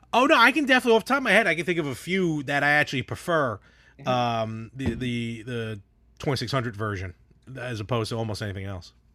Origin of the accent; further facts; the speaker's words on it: New York, United States; we're from New York